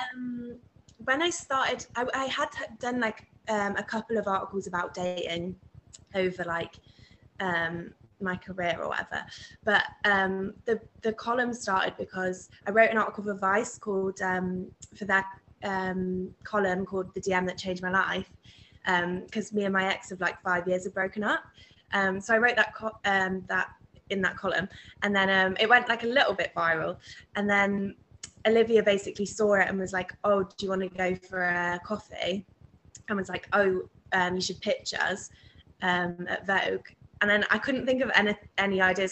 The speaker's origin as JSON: {"language": "English", "town": "Leeds", "region": "Yorkshire and the Humber", "country": "United Kingdom", "said": "I'm from Leeds"}